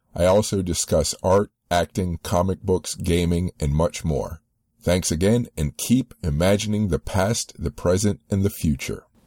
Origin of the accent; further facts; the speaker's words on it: United States; I grew up um, on in the U.S.